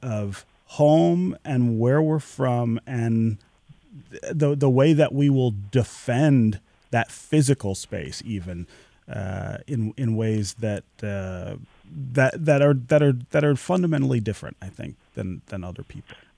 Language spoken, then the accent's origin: English; Detroit, Michigan, United States; the house where my family lived when I was born here in Detroit